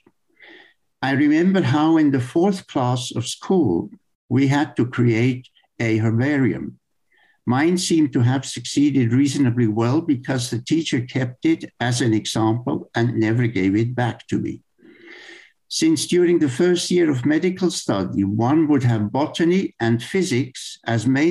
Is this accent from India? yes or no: no; Emmental, Bern, Switzerland; I grew up in the Emmental, in the center of Switzerland.